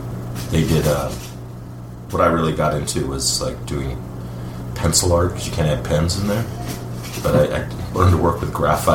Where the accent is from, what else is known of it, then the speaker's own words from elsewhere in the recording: California, United States; moved away; Yeah, I'm from California.